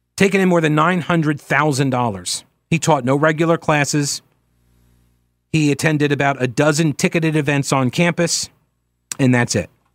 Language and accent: English; New York, United States; moved away; I'm originally from New York